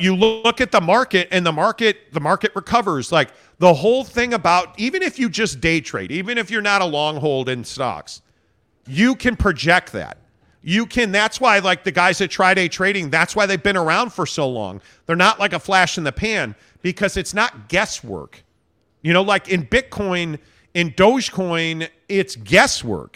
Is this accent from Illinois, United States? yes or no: yes; Northbrook, Illinois, United States; now in Utah, United States; I'm a Northbrook guy